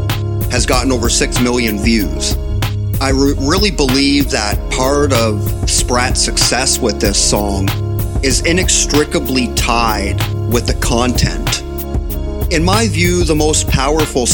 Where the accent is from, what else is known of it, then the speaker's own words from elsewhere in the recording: Windsor, Ontario, Canada; being a proud and lifelong resident of Windsor, Ontario